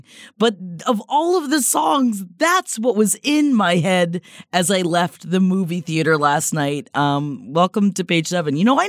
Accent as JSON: {"language": "English", "town": "Tampa", "region": "Florida", "country": "United States", "tie": "born or raised there", "moved": "yes", "said": "And then we're going back to my hometown September 14th of Tampa, Florida."}